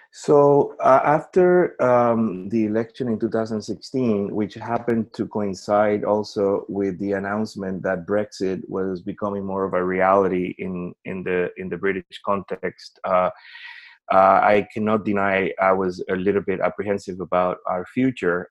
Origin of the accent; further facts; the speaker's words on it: Puerto Rico; first language Spanish; English is a second language; moved away as an adult; I am originally from Puerto Rico so we um, as an American who grew up speaking a, another language as my first language